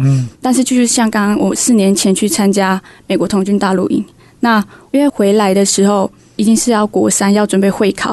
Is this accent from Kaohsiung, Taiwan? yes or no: no; Lidao village, Haiduan, Taitung County, Taiwan; 我是来自力道部落的